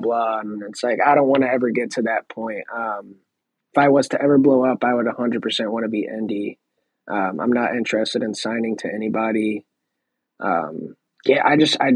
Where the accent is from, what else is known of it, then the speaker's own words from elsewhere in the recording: Missouri, United States; I'm from Missouri